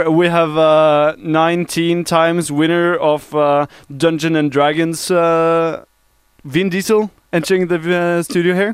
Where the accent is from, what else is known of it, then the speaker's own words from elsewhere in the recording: Bærum, Akershus, Norway; du driver og gjør narr av meg fordi jeg kommer fra Bærum.